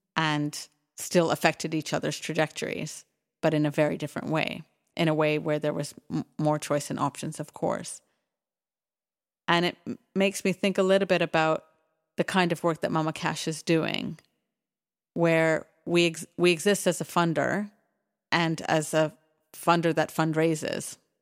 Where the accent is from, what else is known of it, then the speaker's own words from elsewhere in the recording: Canada; moved away; also born or lived in United Kingdom; I grew up in Canada